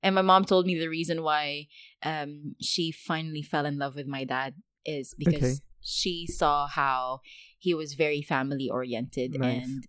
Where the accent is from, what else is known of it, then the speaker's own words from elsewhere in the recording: Dubai, United Arab Emirates; I wanted to talk about how we grew up in Dubai, really, but we didn't really grow up with the Dubai essence of being, you know, a spoiled brat